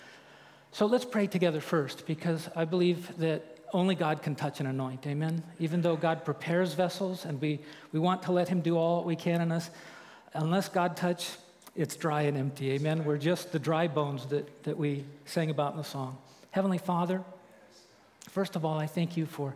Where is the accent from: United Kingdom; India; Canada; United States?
United States; Santa Maria, California; moved away as an adult; I grew up in Santa Maria